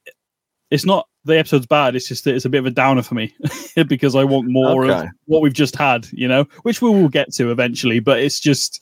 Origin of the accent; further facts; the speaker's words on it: United Kingdom; we're British